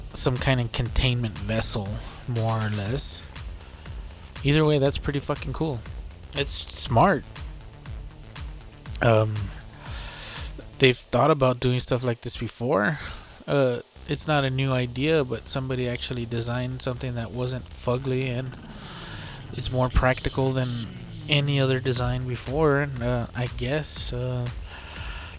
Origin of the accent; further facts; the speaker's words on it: Texas, United States; we're from Texas